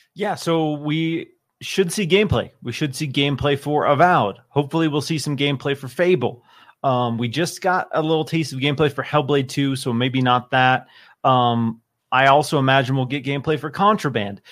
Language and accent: English; Seattle, Washington, United States; moved away; I come from Seattle